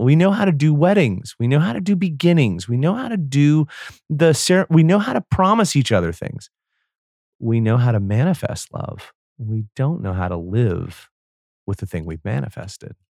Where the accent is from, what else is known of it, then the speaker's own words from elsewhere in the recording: United States; I was from the United States